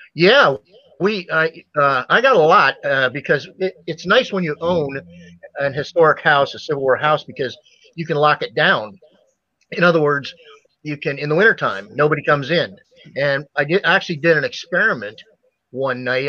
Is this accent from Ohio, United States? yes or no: yes; Ohio, United States; I grew up in Ohio